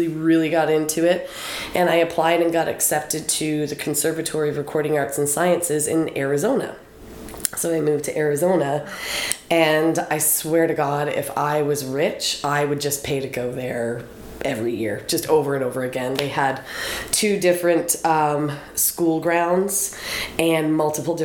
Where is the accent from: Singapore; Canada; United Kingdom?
Canada; Deer Island, New Brunswick; also born or lived in St. George, New Brunswick; I'm from Deer Island. Like, that's where I was growing up. So I went to high school in St. George at Fundy High.